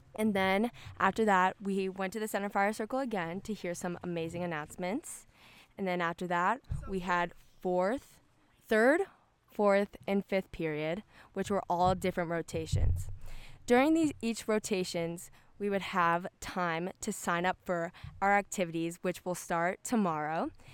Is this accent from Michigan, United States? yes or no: no; Texas, United States; I am from Texas